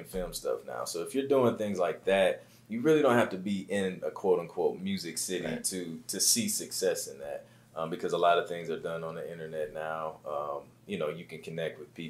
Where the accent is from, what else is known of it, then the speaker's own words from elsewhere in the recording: Toledo, Ohio, United States; moved away as an adult; also born or lived in Columbus, Ohio; now in Atlanta, United States; Born and raised in Toledo. Lived in Columbus for about 5-6 years, and now I'm in Atlanta.